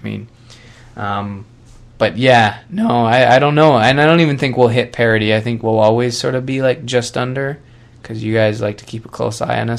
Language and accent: English; Canada; As a Canadian, the only warm spot in the States is